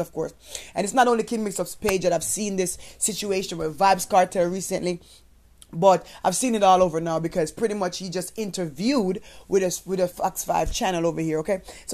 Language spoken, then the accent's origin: English; Jamaica; moved away; as a Jamaican person